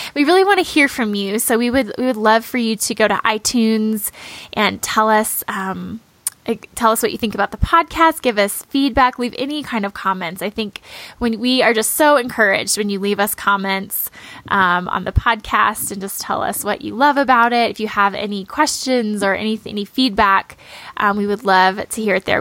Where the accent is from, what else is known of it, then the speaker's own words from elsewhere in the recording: Midwest, United States; growing up in the Midwest